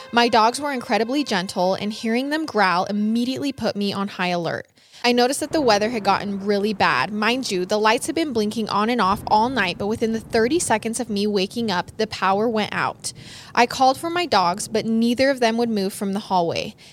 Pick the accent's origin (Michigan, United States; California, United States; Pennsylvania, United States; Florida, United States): Michigan, United States; Side Side note, I'm from Michigan, so by mid November, it's usually really cold and the conditions can be harsh.